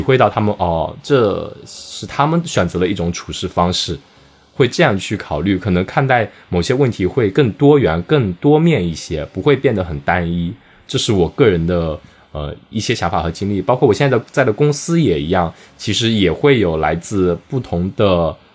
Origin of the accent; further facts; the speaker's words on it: Wenzhou, Zhejiang, China; accent: Wenzhou dialect; moved away as an adult; now in Melbourne, Australia; 切换成我们的温州方言